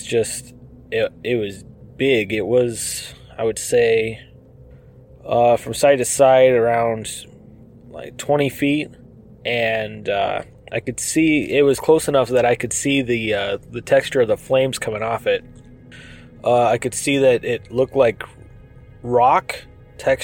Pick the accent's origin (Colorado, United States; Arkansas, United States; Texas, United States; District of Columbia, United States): Colorado, United States; southwest; now in Los Angeles, United States; I grew up in a small rural town in southwest Colorado on a farm